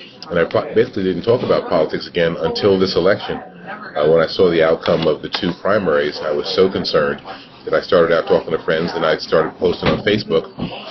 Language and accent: English; Plainfield, New Jersey, United States; I had the pleasure of serving as mayor of my hometown, which was Plainfield, New Jersey, 20-odd years ago.